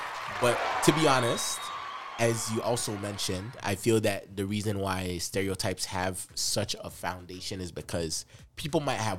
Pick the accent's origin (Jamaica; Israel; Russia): Jamaica; no, I'm Jamaican.